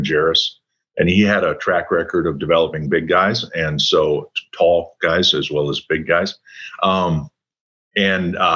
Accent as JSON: {"language": "English", "town": "Coon Rapids", "region": "Minnesota", "country": "United States", "tie": "born or raised there", "also_born_or_lived": "Robbinsdale, Minnesota / Colorado", "moved": "yes", "said": "I grew up in a town called Coon Rapids"}